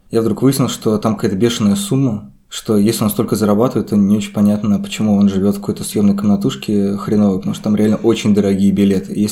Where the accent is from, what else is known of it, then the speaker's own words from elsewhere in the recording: Krasnogorsk, Moscow Oblast, Russia; гордый красногорец.